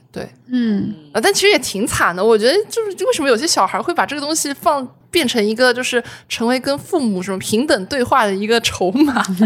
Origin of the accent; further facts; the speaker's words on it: Zhejiang, China; 我浙江人嘛